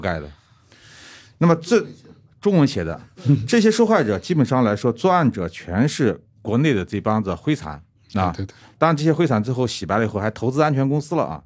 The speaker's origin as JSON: {"language": "Chinese", "region": "Xinjiang", "country": "China", "said": "我是新疆人"}